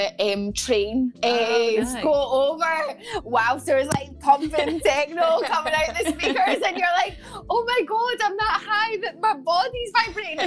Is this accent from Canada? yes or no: no; Glasgow, Scotland, United Kingdom; moved away; also born or lived in London; growing up in Glasgow